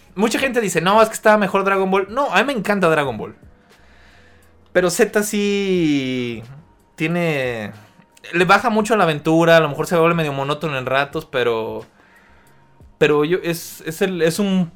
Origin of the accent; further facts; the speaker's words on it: Mexico; aquí en México